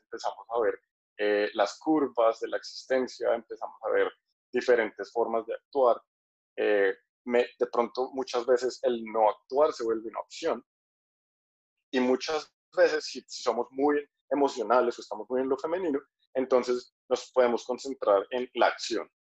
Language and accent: Spanish; Colombia; now in Thailand; soy colombiano, pero estoy en Tailandia en este momento